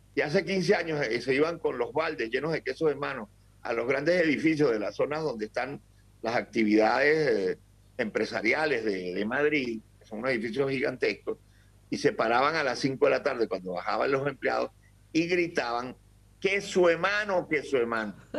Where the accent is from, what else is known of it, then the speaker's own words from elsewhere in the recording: Venezuela; yo soy un venezolano, adoro mi país, quiero muchísimo a mi país